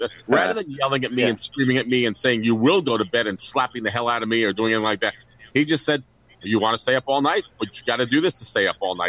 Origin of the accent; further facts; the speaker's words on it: Narrowsburg, New York, United States; when I was a kid growing up in New York State in Narrowsburg, New York, the summer camp, listening to WLS in 1964, 1965, 1966.